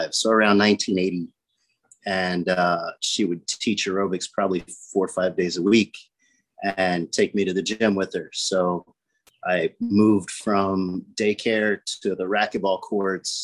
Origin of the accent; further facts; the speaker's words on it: Illinois, United States; moved away as an adult; now in Naples, United States; I grew up in Illinois